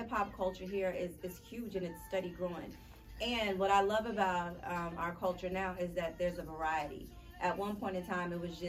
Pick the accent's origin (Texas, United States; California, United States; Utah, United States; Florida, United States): Texas, United States; Houston; I'm from Houston, Texas.